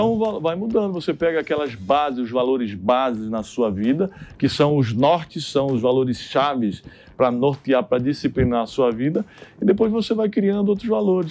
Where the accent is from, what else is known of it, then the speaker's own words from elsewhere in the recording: Santana dos Garrotes, Paraíba, Brazil; moved away; eu fundei o Instituto de Diniz lá na minha cidade, Santana dos Garrotes